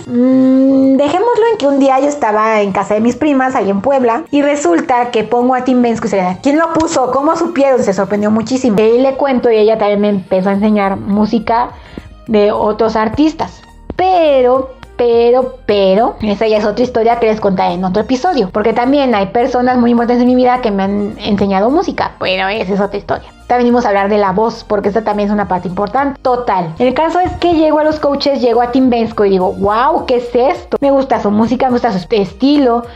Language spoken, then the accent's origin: Spanish; Mexico; soy mexicana